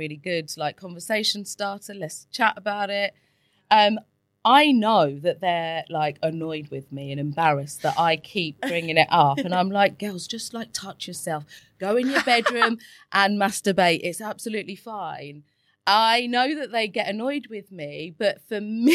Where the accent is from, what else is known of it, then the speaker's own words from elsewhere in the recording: England, United Kingdom; I was brought up in England and I went to Catholic schools